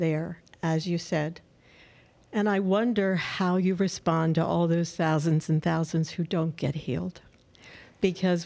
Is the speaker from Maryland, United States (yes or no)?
yes; Perry Hall, Maryland, United States; Perry Hall, Maryland